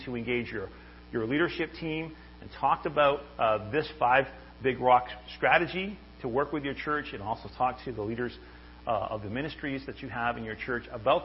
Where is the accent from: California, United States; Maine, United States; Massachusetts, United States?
Maine, United States; I'm originally from Maine